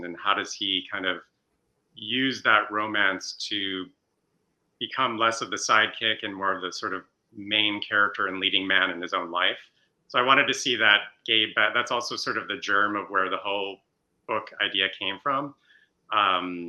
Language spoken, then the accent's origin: English; suburbs of Chicago, Illinois, United States; moved away; I'm from the Midwest. I grew up in the suburbs of Chicago, like Max